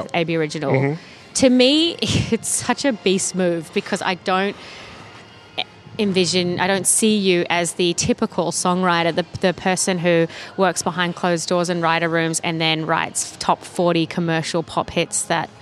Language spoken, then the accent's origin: English; New Zealand; now in Australia; I'm from New Zealand, it's so different over there. It is a lot better than here. That was one of the biggest things I noticed when I moved here